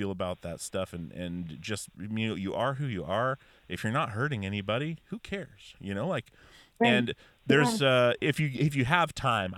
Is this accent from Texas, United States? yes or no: no; Alaska, United States; I grew up in Alaska fishing with my dad